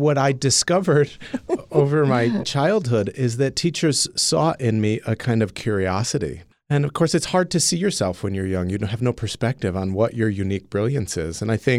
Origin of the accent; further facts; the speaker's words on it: Waterbury, Connecticut, United States; I was born and raised in Waterbury, Connecticut.